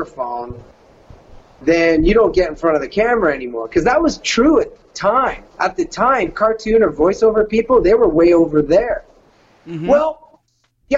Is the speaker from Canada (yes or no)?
yes; Canada; accent: Canadian; moved away as an adult; also born or lived in California; The fat white guy from Canada